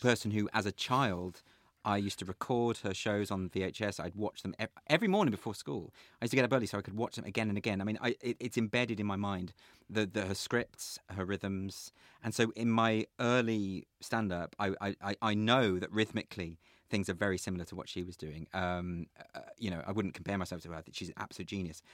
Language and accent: English; Sandwell, West Midlands, United Kingdom; also born or lived in Warsaw; I grew up in the Midlands. I was born in Sandwell, uh, lived in Warsaw for a time